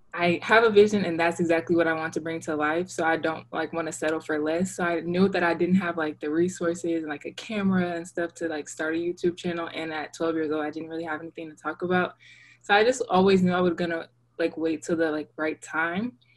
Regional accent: Dallas, Texas, United States; also born or lived in Virginia; I was born in Virginia and I was raised in Texas.

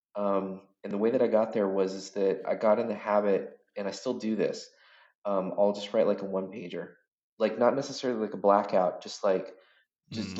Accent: Washington, United States; I grew up in a really small town in Washington State.

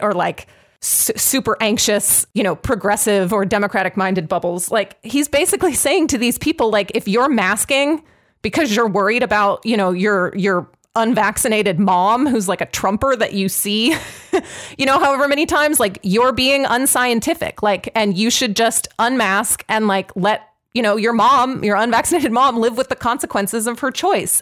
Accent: Pittsburgh, Pennsylvania, United States; I'm from Pittsburgh

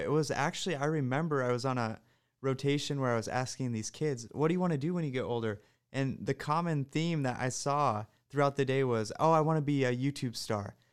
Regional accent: Iowa, United States; I'm from Iowa, so I grew up here

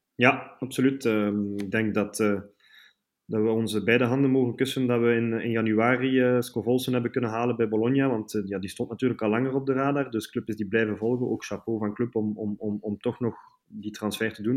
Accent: Bruges, Flanders, Belgium; moved away as an adult; now in Brussels, Belgium; ik ben dus geboren in Brugge, 35 jaar geleden

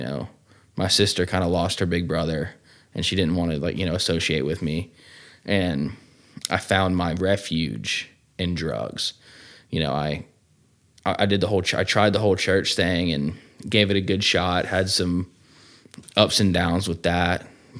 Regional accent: Cumming, Georgia, United States; I'm from Cumming, Georgia, you know, close to the old Decula, Georgia, where we are now. Grew up really in a good family, man.

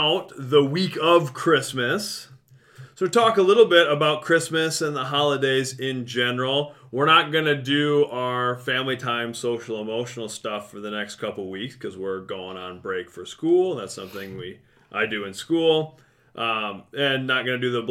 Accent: Mason City, Iowa, United States; I was growing up in Mason City

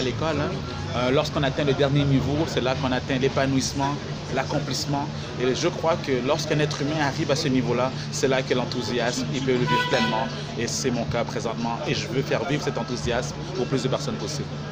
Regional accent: Montreal, Quebec, Canada; à Montréal, au Québec, là d'où je viens

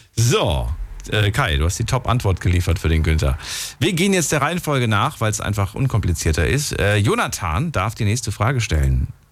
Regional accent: Hesse, Germany; also born or lived in Thuringia; bin aufgewachsen in Hessen

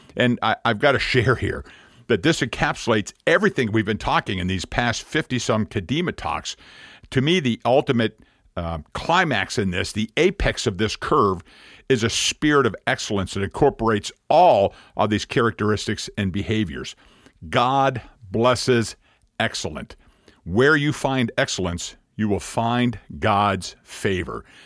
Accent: Pennsylvania, United States; moved away as an adult; we're from Pennsylvania

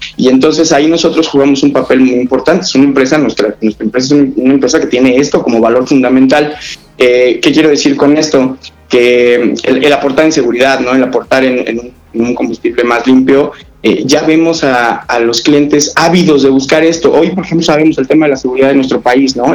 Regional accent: Mexico; yo siendo mexicano y he tenido experiencias con Scania en otros países

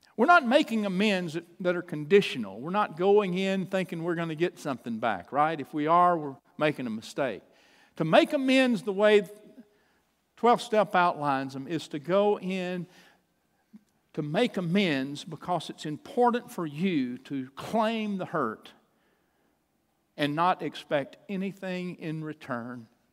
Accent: Chandler, Texas, United States; also born or lived in Troup, Texas; I was born in the little town where I grew up, the little town of Chandler, Texas

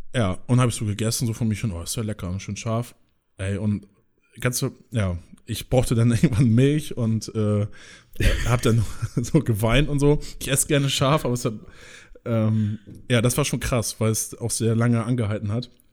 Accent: countryside near Flensburg, Schleswig-Holstein, Germany; wo ich herkomme, so, die auch immer äh, auf dem Land da wohnen bei Flensburg

